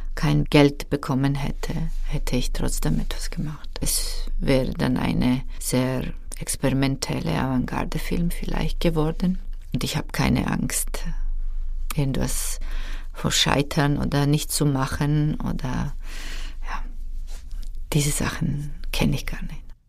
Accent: Georgia; German is a second language; moved away; Ich bin aufgewachsen in Georgien in einer Familie mit zwei Schwestern, mit Mutter und einer Tante

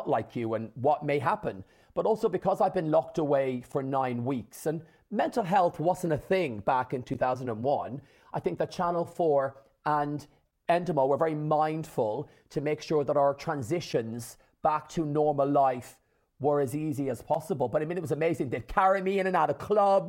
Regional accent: Ireland; my mom, my dad, and my six sisters in rural Ireland, an hour from Dublin, in the country

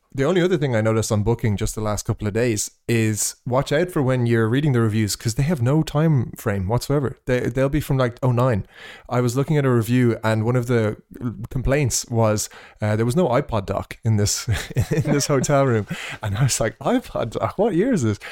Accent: Ireland; accent: Irish; moved away; after I left Ireland

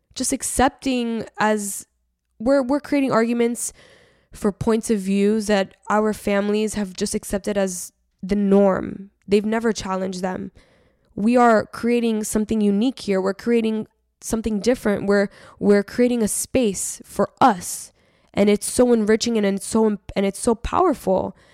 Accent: Miami, Florida, United States; I grew up in Miami where the dominant Hispanic ethnic group is Cuban

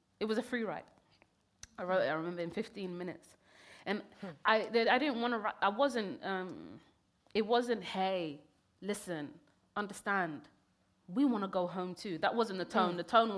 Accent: Kenya; born there; I was born in Kenya. I never even got to even step foot in Somalia at that point.

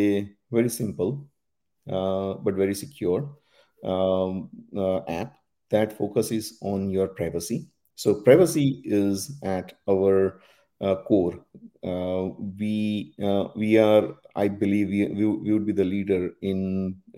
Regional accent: India; moved away as an adult; also born or lived in Dundee, Scotland; So I was born and raised in India.

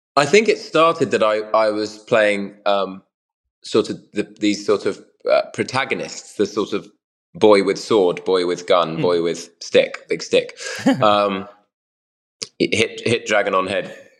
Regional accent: United Kingdom; I'm British

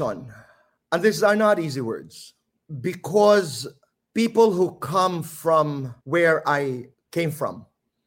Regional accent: Samar, Eastern Visayas, Philippines; accent: Waray; first language Waray; English is a second language; moved away; also born or lived in Manila; Waray because I come from Samar and we speak Waray

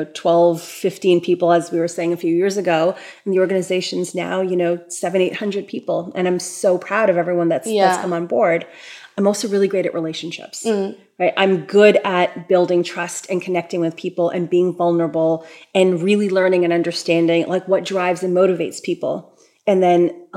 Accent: Toronto, Ontario, Canada; I'm born and raised in Toronto

